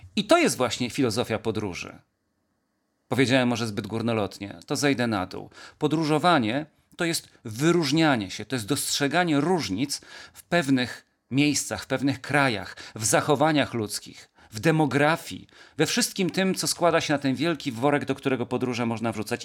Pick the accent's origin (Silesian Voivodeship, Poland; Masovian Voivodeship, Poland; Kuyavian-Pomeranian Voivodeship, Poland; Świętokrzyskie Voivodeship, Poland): Świętokrzyskie Voivodeship, Poland; Kielce; jestem synem ziemi kieleckiej, jestem kielczaninem z Cyzorykiem